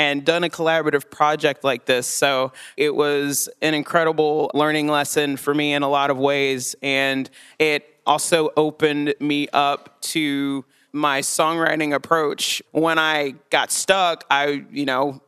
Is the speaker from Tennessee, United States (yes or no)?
yes; Chattanooga, Tennessee, United States; moved away as an adult; I grew up in Chattanooga, Tennessee. I lived there for the first 19 years of my life